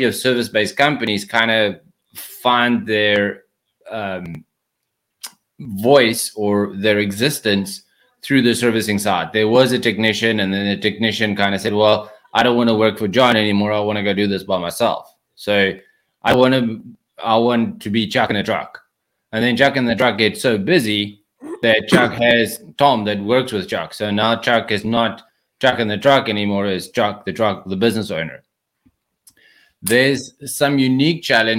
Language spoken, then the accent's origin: English; South Africa; accent: South African; moved away as an adult; now in United States; So I moved to the United States from South Africa. That's where the accent is from